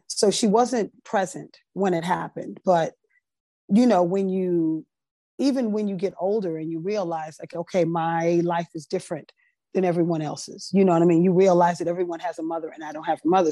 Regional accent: Teaneck, New Jersey, United States; also born or lived in Brooklyn, New York; I was born in Brooklyn, raised in Teaneck

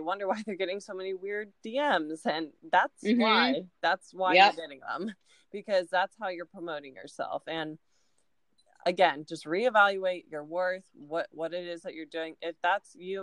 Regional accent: Ohio, United States; now in Florida, United States; where I'm from Ohio

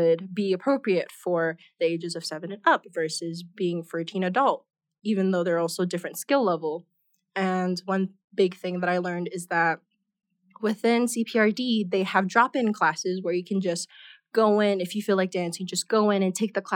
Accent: Oahu, Hawaii, United States; moved away as an adult; now in Denver, United States; I'm originally from Hawaii, the island of Oahu

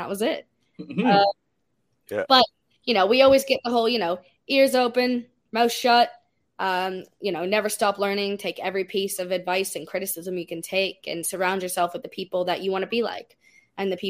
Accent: Canada; as a Canadian wrestler

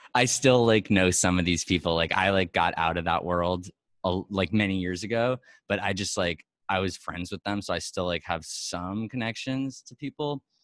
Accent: New York, United States; I'm from New York, born and raised

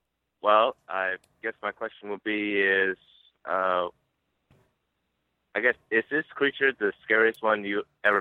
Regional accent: Georgia, United States; I'm from Georgia.

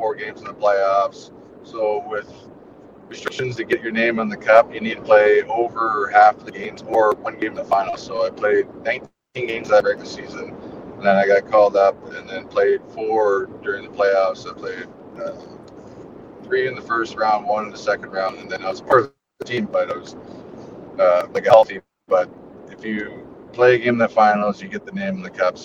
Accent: Ontario, Canada; moved away as an adult; also born or lived in Chicago; being from Ontario

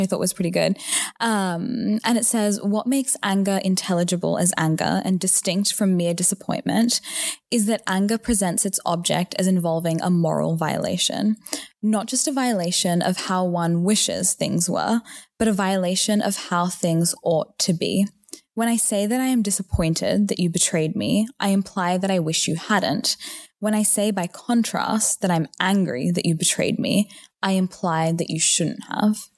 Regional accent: Newcastle, New South Wales, Australia; moved away; also born or lived in Stanford, California; I am from Newcastle, Australia.

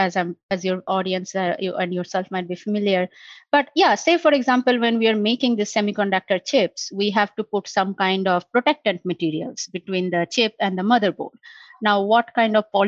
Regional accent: India; moved away as an adult; now in United States; growing up in India

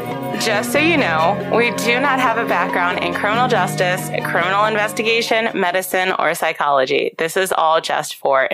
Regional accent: Baltimore, Maryland, United States; We're three sisters from the Baltimore, Maryland area.

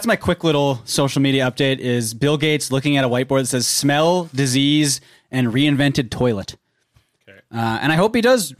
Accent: Canada; well, we're Canadian, right?

